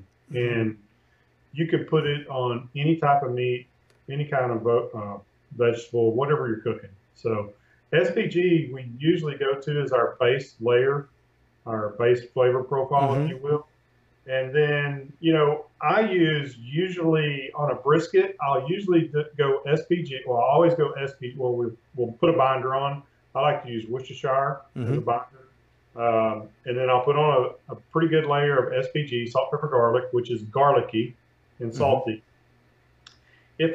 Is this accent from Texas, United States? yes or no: yes; East Texas, United States; I grew up in East Texas, and we had pork ribs